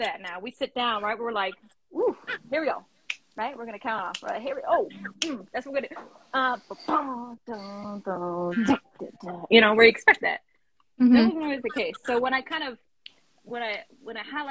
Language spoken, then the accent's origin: English; Connecticut, United States; I'm from Connecticut